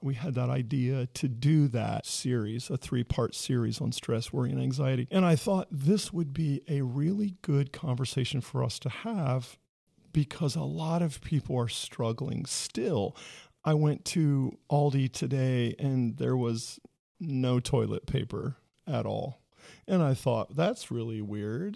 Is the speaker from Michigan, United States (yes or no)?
no; Ohio, United States; I'm from Ohio